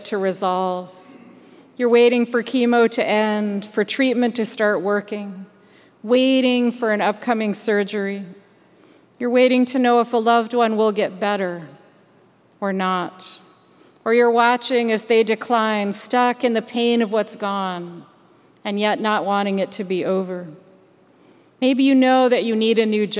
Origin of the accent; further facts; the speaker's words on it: Michigan, United States; moved away; also born or lived in Maryland; Growing up in Michigan